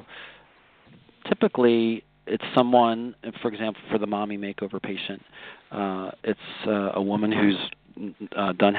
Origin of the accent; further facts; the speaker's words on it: Pennsylvania, United States; now in Sarasota, United States; I'm originally from Pennsylvania